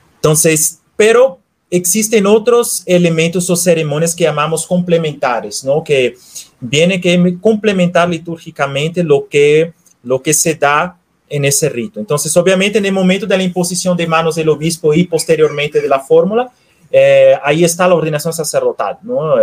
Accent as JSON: {"language": "Spanish", "town": "Recife", "region": "Pernambuco", "country": "Brazil", "tie": "born or raised there", "moved": "as an adult", "lives_now": "Guadalajara, Mexico", "said": "Soy natural de Brasil, de la ciudad de Recife"}